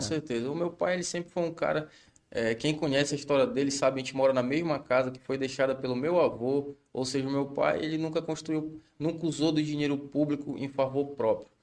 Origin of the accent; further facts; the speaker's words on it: Capanema, Pará, Brazil; Nascido e criado em Capanema